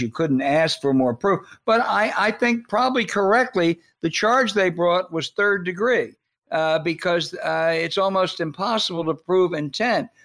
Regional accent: near Camden, New Jersey, United States; I grew up near Camden

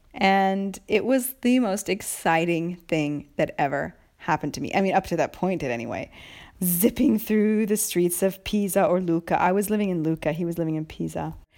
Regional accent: United States; moved away as an adult; now in Italy; I'm from America

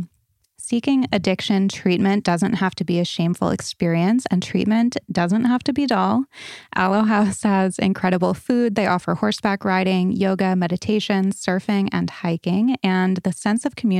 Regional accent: Barrington, Rhode Island, United States; I'm from Barrington. I went to Moses Brown High School.

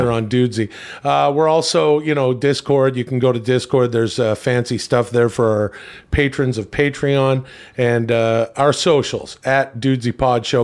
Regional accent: Canada; of Italian descent growing up in Canada

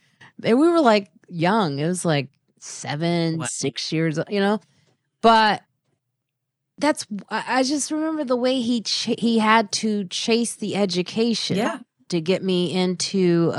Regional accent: Highland Park, Illinois, United States; my dad made sure I grew up in Highland Park, Illinois, which is the most predominantly Jewish neighborhood, actually white.

